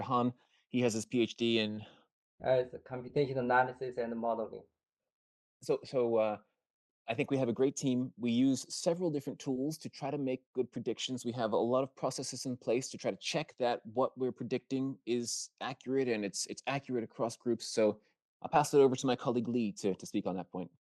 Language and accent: English; Maryland, United States; I'm from Maryland